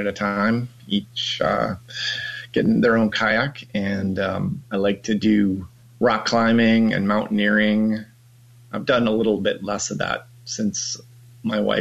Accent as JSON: {"language": "English", "region": "Michigan", "country": "United States", "tie": "born or raised there", "also_born_or_lived": "Milwaukee, Wisconsin", "moved": "as an adult", "lives_now": "Oregon, United States", "said": "I grew up in Michigan and kind of in a boring town in southwestern Michigan."}